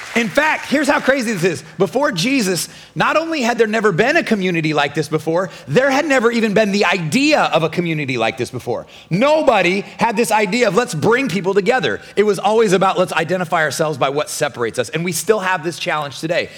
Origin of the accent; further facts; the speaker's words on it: Nebraska, United States; now in Florida, United States; I'm from Nebraska